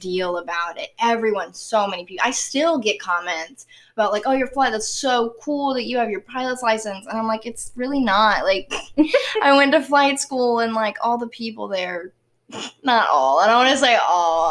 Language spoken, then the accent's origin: English; the South, Southern United States, United States; accent: southern; my southern accent